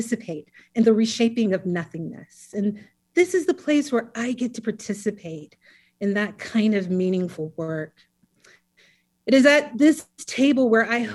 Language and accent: English; South Carolina, United States; also born or lived in Atlanta, Georgia; I think it was around 2 years old, we moved to South Carolina once he finished